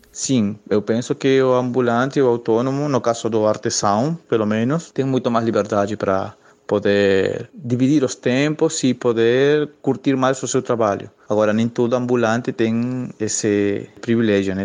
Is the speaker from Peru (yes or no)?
yes; Peru; Portuguese is a second language; now in Brazil; eu sou peruano, eu sou um imigrante aqui no Brasil